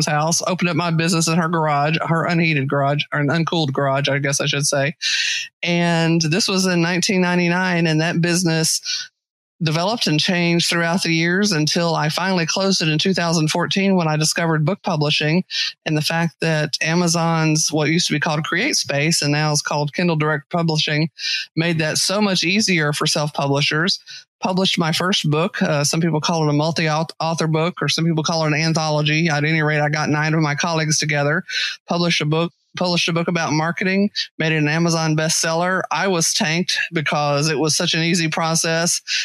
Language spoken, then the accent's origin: English; Texas, United States; accent: Texas; also born or lived in Western Massachusetts